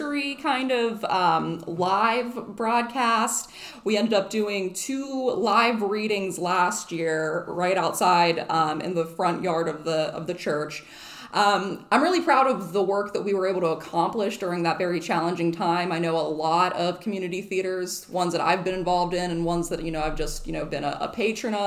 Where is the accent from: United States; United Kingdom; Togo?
United States; Burgettstown, Pennsylvania; moved away as an adult; now in Avalon, United States; I am originally from Burgettstown, Pennsylvania, but moved here to Avalon in the fall of 2015